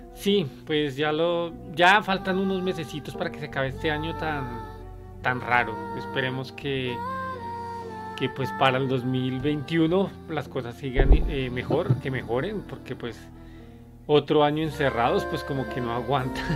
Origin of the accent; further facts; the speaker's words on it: Colombia; moved away; ya me hace falta mi tierra